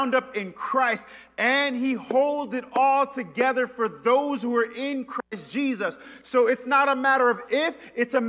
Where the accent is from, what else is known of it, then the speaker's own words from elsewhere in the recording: New York, United States; now in Memphis, United States; I say from New York